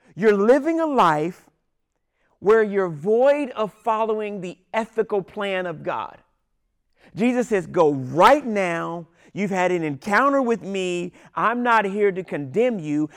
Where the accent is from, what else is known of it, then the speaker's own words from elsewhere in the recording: Washington, District of Columbia, United States; I'm from Washington, D C